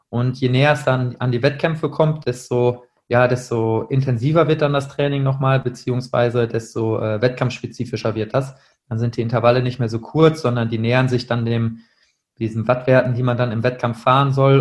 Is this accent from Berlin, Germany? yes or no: no; Münster, North Rhine-Westphalia, Germany; moved away as an adult; now in Duisburg, Germany; ich komme ursprünglich aus Münster, äh, bin dort aufgewachsen bis zum Abitur